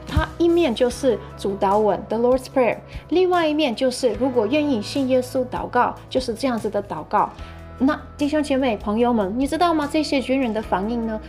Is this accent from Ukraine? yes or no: yes; Ukraine; moved away; 我家乡就有，呃，好几个教会